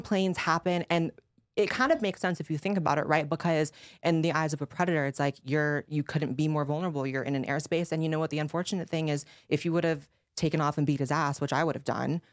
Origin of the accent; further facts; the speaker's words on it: United States; as an American